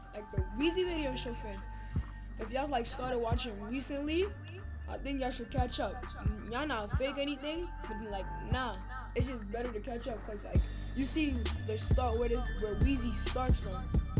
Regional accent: New York, United States; I'm from New York.

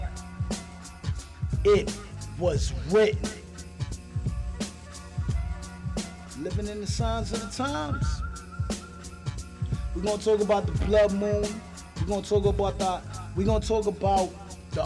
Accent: New York City, New York, United States; I'm from New York, right? Brooklyn.

